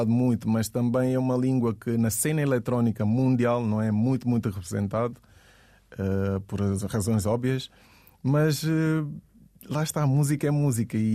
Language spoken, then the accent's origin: Portuguese; Guinea-Bissau; eu digo que sou da Guiné-Bissau, ninguém sabe onde é que é.